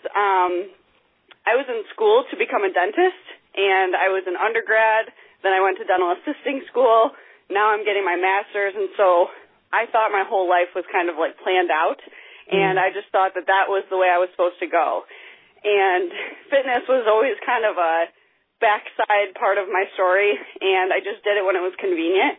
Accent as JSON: {"language": "English", "town": "Grand Rapids", "region": "Michigan", "country": "United States", "lives_now": "Grand Haven, United States", "said": "I am originally from Grand Rapids, Michigan, and I currently live along the lakeshore in Grand Haven, Michigan"}